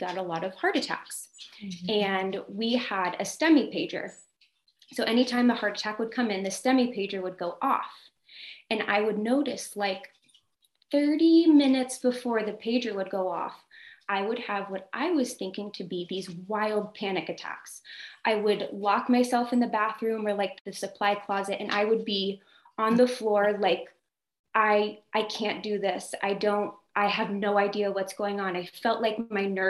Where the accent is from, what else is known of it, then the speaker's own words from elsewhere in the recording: Ohio, United States; moved away as an adult; now in California, United States; I'm from Ohio